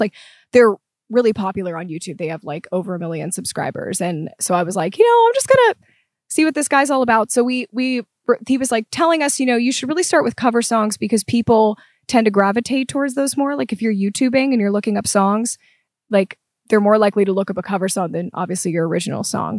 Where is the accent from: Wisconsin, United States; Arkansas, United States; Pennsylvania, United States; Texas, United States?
Pennsylvania, United States; Pittsburgh; moved away; I am from Pittsburgh originally